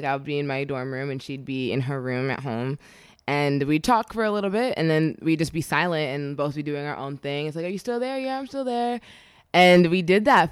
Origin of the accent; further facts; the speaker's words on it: suburban New Jersey, United States; we grew up in New Jersey, so suburban New Jersey